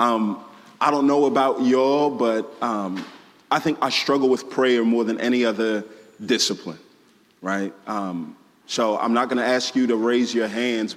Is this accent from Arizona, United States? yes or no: no; Houston, Texas, United States; moved away as an adult; also born or lived in Waco, Texas; now in Atlanta, United States; I am originally from this great nation of Texas, born and raised in Houston